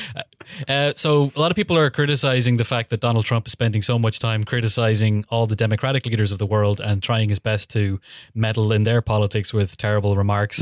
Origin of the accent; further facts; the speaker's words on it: Killybegs, Ulster, Ireland; my hometown, Killybegs